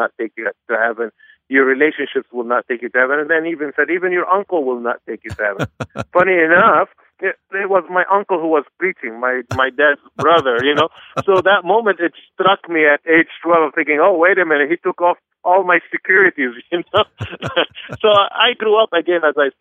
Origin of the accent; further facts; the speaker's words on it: Beirut, Beirut Governorate, Lebanon; also born or lived in Anderson, Indiana; I was born and raised in Beirut, Lebanon